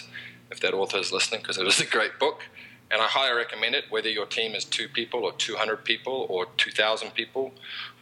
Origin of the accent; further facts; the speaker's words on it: New Zealand; accent: Kiwi; moved away as an adult; now in United States; I'm from New Zealand